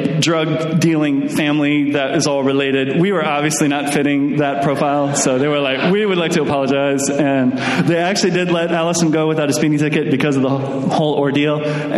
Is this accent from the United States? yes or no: no; Durham, North East England, United Kingdom; We're just going to the beach. We're from Durham.